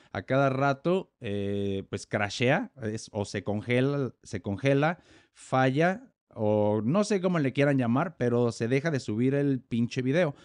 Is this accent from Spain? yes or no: no; Morelia, Michoacán, Mexico; yo soy mexicano, nací en Morelia, Michoacán